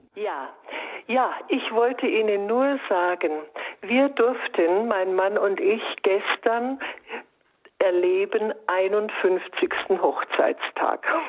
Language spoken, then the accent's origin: German; Bayreuth, Bavaria, Germany; moved away as an adult; also born or lived in Würzburg; now in Reutlingen, Germany; ich komme gebürtig aus Bayreuth